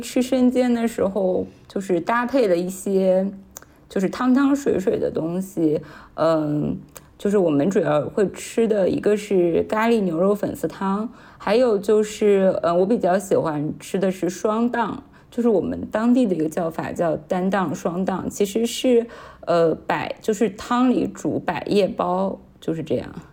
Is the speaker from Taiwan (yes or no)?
no; Shanghai, China; also born or lived in Anhui / Hangzhou; 我从小是在上海长大的，但是因为我，呃，家里的关系，还有爸爸现在的工作调动，所以我是在，呃，上海和安徽两个地方就是居住。然后我自己的话，一八一九年我是有在杭州，呃，工作和居住过大半年的时间